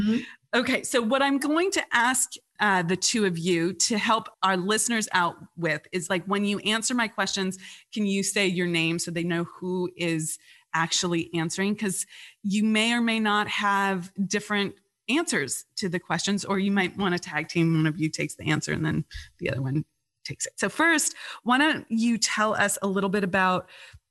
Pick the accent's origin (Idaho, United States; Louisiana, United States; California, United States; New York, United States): California, United States; I grew up in California